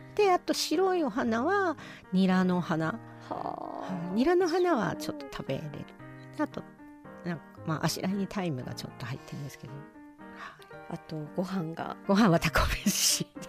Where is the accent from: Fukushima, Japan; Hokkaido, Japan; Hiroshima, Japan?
Hokkaido, Japan; 私が北海道出身なので